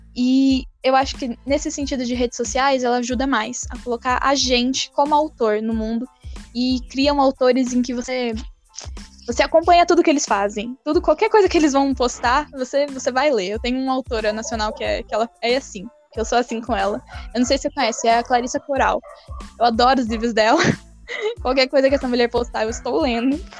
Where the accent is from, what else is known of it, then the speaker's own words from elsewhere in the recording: São Paulo, Brazil; Eu sou paulistana, nascida e criada na capital